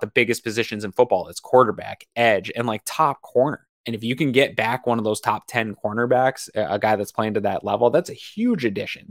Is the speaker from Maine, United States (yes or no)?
yes; Maine, United States; now in Buffalo, United States; I'm from Maine, and University of Maine hockey is big deal